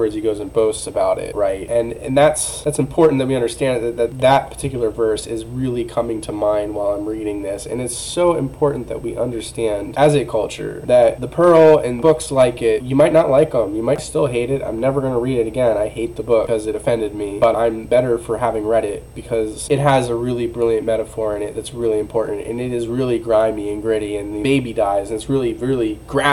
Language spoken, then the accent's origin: English; United States; I'm an American